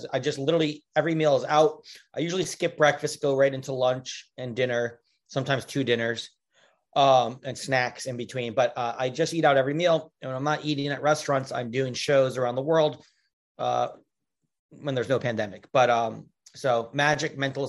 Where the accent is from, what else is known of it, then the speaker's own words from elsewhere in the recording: Stony Brook, New York, United States; also born or lived in Kew Gardens, Queens, New York / Manhattan, New York City; now in New York City, United States; Well, I'm from New York. From 0 to 10, I grew up in Kew Gardens, Queens. But then when I was 10, I moved to a place called Stony Brook, Long Island, New York